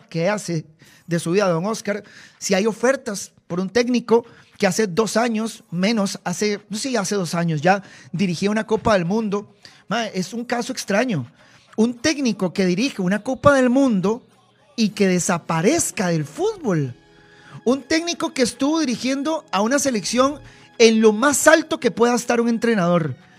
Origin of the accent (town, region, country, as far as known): Costa Rica